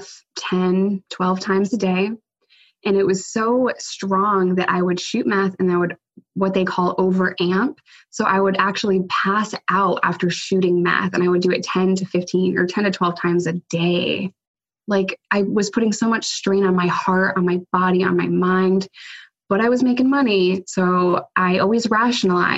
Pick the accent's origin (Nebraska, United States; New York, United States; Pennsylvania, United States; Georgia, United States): New York, United States; I'm a New Yorker